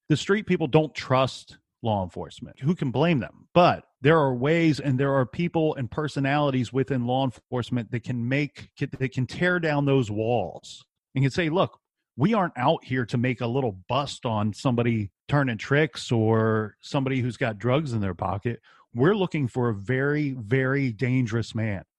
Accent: Columbus, Ohio, United States; I'm from Columbus, Ohio.

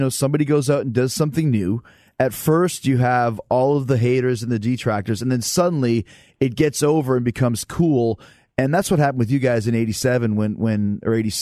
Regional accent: Winnipeg, Manitoba, Canada; I grew up in Winnipeg

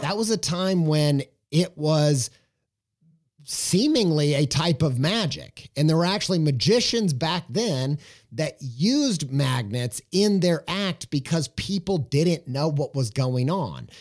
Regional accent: Southern Indiana, United States; I'm from Southern Indiana

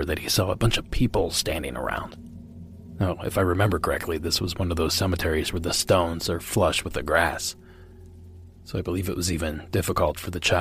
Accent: Ohio, United States; my home state of Ohio

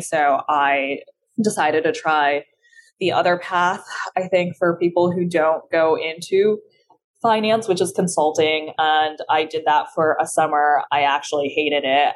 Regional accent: California, United States; English is a second language; also born or lived in China; I'm from California because I grew up there from like the ages of nine to 18

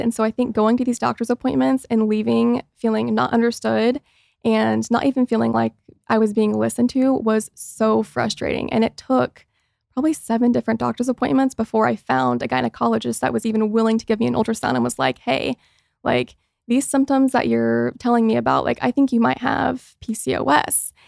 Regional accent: Mooresville, Indiana, United States; moved away as an adult; also born or lived in Los Angeles; now in Indiana, United States; growing up in Mooresville, Indiana, which is a super small town

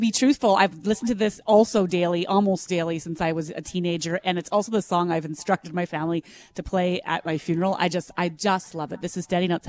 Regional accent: Western Manitoba, Canada; now in Winnipeg, Canada; I grew up in Western Manitoba

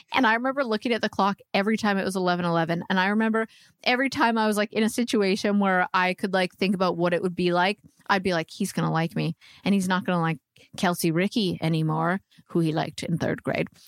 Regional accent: Canada; moved away as an adult; also born or lived in Vancouver; now in Nashville, United States

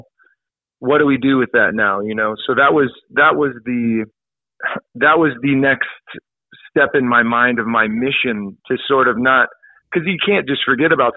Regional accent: El Dorado Hills, California, United States; moved away; growing up in El Dorado Hills, as you know, it's a very safe, friendly, no problems neighborhood

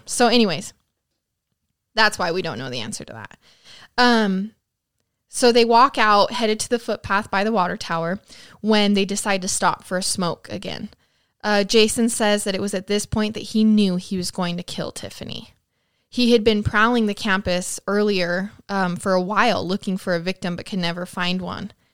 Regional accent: Idaho Falls, Idaho, United States; my hometown of Idaho Falls

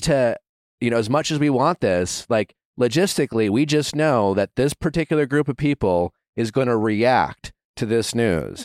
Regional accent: Midwest, United States; I'm from the Midwest

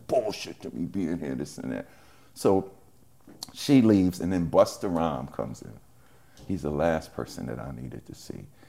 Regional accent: New York City, New York, United States; now in New Jersey, United States; from Hollis, Queens

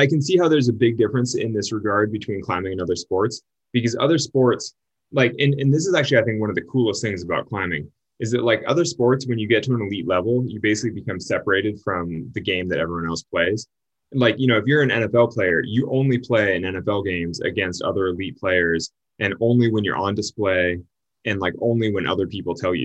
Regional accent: Sacramento, California, United States; I'm also from Sacramento, which is a few hours away

